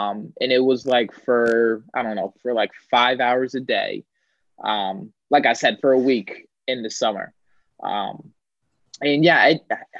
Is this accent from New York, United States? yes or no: no; Pennsylvania, United States; moved away as an adult; I knew that I wanted to be far away from my home state